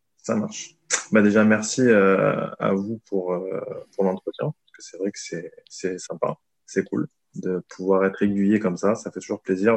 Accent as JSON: {"language": "French", "region": "south of France", "country": "France", "tie": "born or raised there", "moved": "yes", "lives_now": "Paris, France", "said": "ma région natale qui est le sud de la France"}